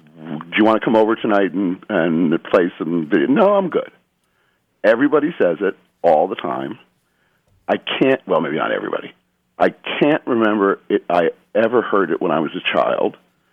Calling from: Underhill, Vermont, United States; I'm calling from Underhill, Vermont.

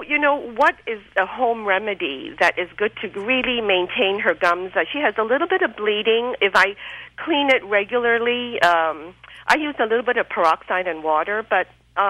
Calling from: Torrance, California, United States; I'm calling from Torrance, California.

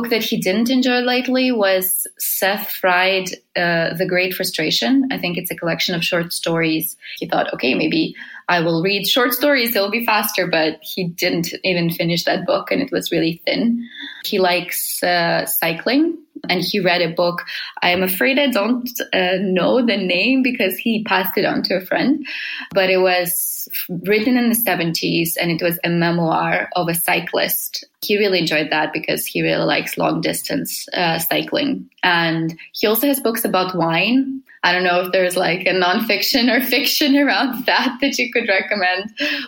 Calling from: Helsinki, Uusimaa, Finland; I'm calling from Helsinki, Finland.

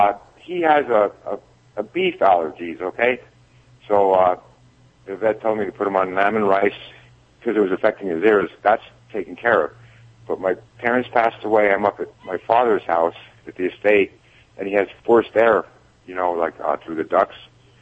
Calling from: New Ringgold, Pennsylvania, United States; New Ringgold, Pennsylvania. That's in Schuylkill County.

